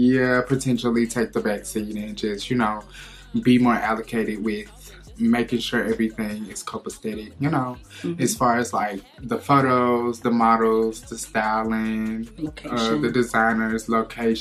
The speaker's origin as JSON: {"language": "English", "town": "Brunswick", "region": "Georgia", "country": "United States", "said": "I'm from Brunswick, Georgia, Southeast Georgia"}